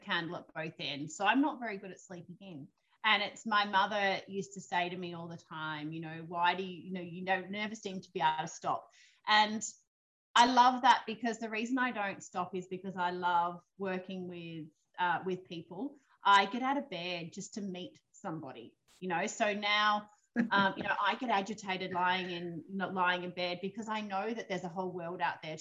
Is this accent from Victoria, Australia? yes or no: yes; Victoria, Australia; moved away as an adult; now in Eden, Australia; I was brought up in Victoria, raised in Victoria obviously from a little girl